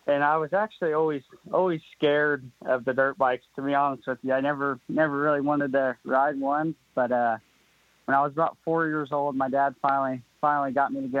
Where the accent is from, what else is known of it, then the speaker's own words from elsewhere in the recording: Mooresville, Indiana, United States; I was born in Mooresville, Indiana